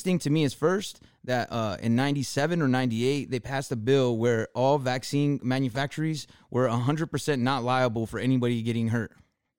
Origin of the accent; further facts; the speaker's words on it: California, United States; we're from Cali